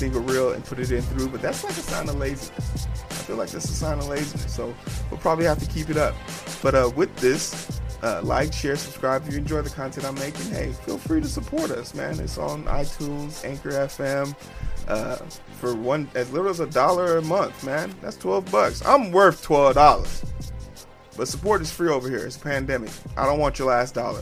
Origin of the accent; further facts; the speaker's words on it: Nigeria; I'm a Nigerian man